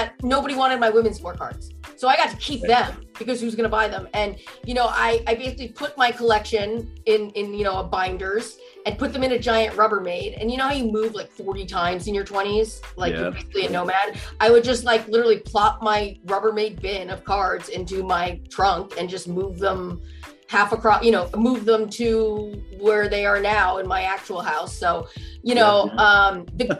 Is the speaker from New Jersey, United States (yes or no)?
yes; New Jersey, United States; I grew up in Jersey